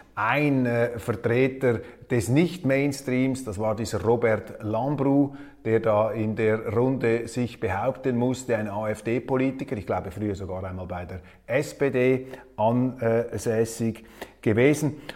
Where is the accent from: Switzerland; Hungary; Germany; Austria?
Switzerland; als Schweizer und wir Schweizer